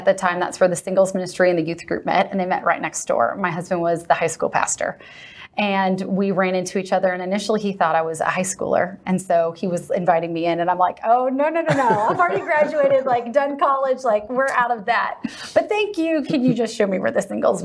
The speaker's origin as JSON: {"language": "English", "region": "Southern California", "country": "United States", "tie": "born or raised there", "moved": "yes", "lives_now": "Texas, United States", "said": "I grew up in Southern California, so Dana Point was a big part of my childhood."}